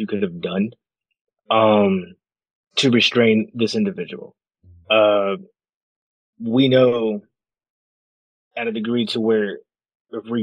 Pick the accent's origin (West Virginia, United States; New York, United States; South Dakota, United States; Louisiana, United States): New York, United States; New York City; I grew up in Brooklyn